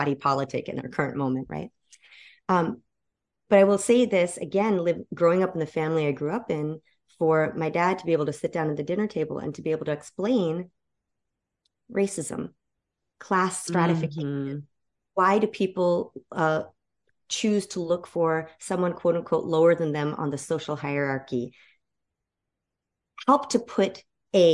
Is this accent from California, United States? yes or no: no; Evanston, Illinois, United States; I similarly grew up in a largely Black neighborhood right outside of Chicago. The first suburb outside